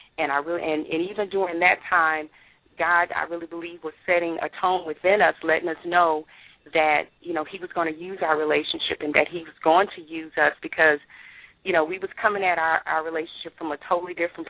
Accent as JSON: {"language": "English", "town": "Baton Rouge", "region": "Louisiana", "country": "United States", "moved": "as an adult", "lives_now": "North Texas, United States", "said": "I'm originally from Baton Rouge, Louisiana"}